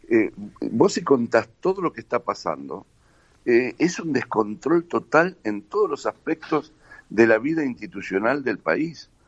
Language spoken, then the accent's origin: Spanish; Patagonia, Argentina; Acordate que soy patagónico.